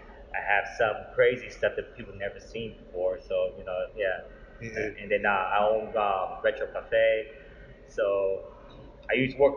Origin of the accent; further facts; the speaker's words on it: California, United States; also born or lived in Washington; now in Houston, United States; I'm from California, and I moved to Washington after that, and now I'm residing here in Houston.